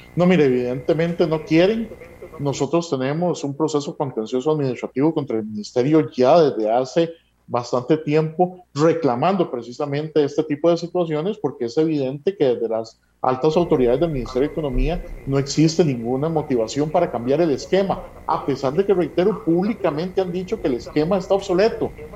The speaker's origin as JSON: {"language": "Spanish", "country": "Costa Rica", "said": "como costarricenses"}